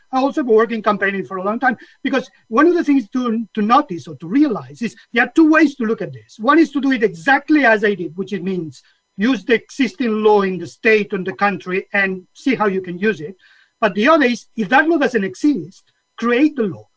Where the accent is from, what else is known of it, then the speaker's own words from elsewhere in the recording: Catalonia, Spain; now in United Kingdom; my whole journey started in Catalonia. I was born in Catalonia, uh, which at the time was in the 60s